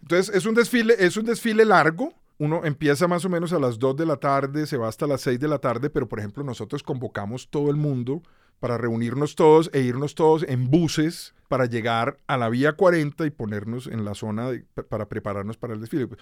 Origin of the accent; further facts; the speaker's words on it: Bogotá, Colombia; also born or lived in Cali; Yo crecí en Bogotá. Yo nací en Cali, pero me vine a vivir a Bogotá con un año, dos años de recién nacido y aquí crecí, digamos.